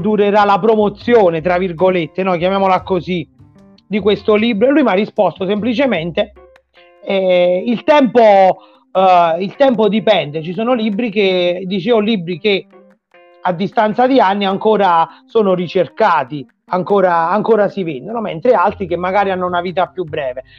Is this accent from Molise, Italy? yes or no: yes; Frosolone, Molise, Italy; now in Rome, Italy; il mio paese natale che si chiama Frosolone in provincia di Sernia